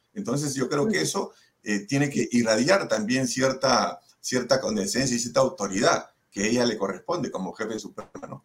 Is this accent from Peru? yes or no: yes; Peru; como peruanos que hemos sufrido el terrorismo durante 20 años